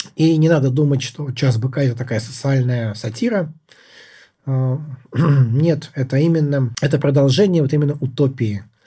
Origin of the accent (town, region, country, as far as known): Russia; now in United States